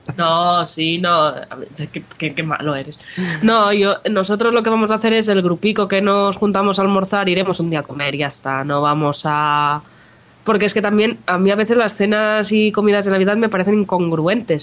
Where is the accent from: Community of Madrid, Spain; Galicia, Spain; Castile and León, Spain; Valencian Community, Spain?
Valencian Community, Spain; Jijona